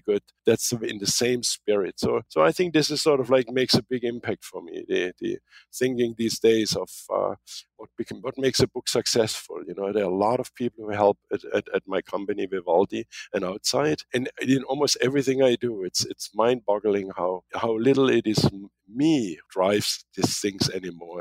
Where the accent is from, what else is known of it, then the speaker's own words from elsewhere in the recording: Germany; moved away as an adult; also born or lived in Kansas; now in United States; when I came from Germany